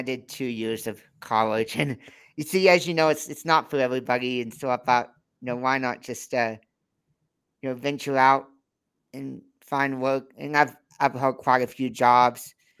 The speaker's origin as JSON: {"language": "English", "region": "Texas", "country": "United States", "said": "Well, I'm actually from Texas, but right now I'm in Idaho, in Sun Valley, Idaho."}